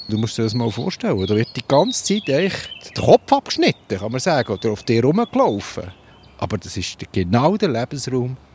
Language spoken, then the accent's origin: German; Lucerne, Switzerland; Oder ich bin aufgewachsen im Luzerner Hinterland.